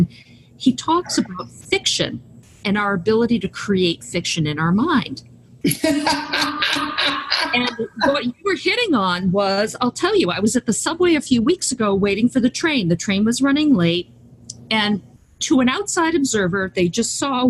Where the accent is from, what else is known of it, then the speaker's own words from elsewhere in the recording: United States; as an American